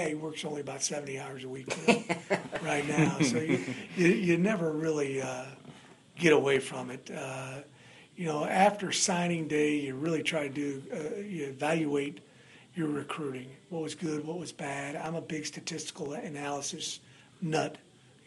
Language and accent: English; Kansas City, United States; moved away as an adult; now in New Orleans, United States; I'm from Kansas City originally